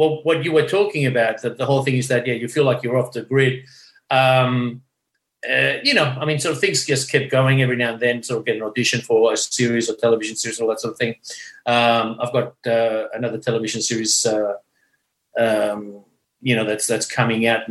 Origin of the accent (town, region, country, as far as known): Australia